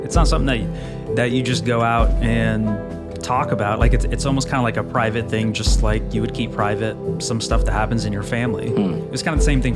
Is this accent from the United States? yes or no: yes; the South, United States; I grew up in the South and still kind of live in the South